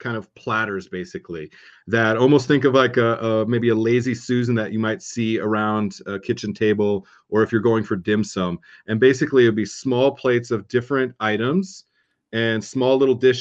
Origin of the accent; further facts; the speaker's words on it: Southern California, United States; Growing up in Southern California